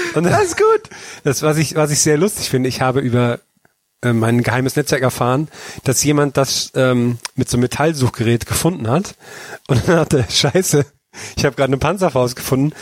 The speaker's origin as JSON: {"language": "German", "region": "Thuringia", "country": "Germany", "tie": "born or raised there"}